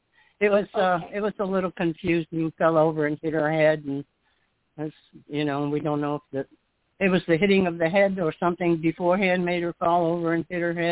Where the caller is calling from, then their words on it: Florida, United States; I'm calling from Florida.